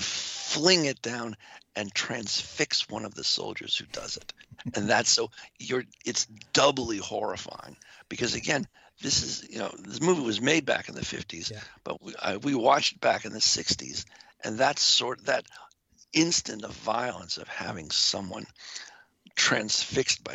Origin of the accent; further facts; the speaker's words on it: Boston, Massachusetts, United States; I grew up in Boston